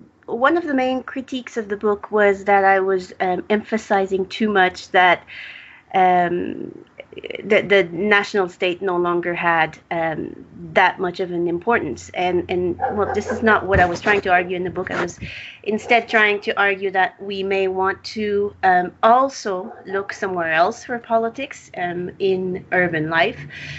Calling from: Mexico City, Mexico; So I'm speaking here from Mexico City, where there's half the population living, vending stuff on the street, food or other merchandise.

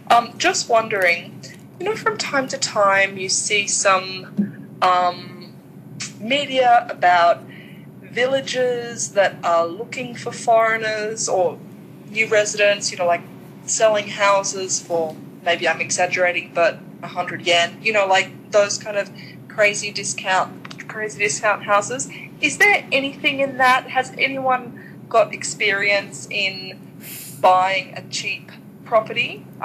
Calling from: Brisbane, Queensland, Australia; also born or lived in Tokyo, Japan; Calling in from Brisbane, Australia.

